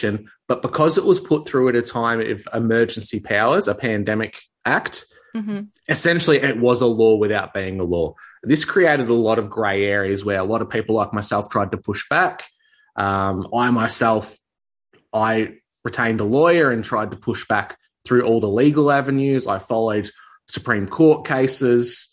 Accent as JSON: {"language": "English", "region": "Victoria", "country": "Australia", "said": "Especially in my case, Victoria, which is, as a lot of people in my country would know, had the hardest restrictions, mandates, lockdowns, the most totalitarian New World Order type of stuff rolled out, was all in my home state"}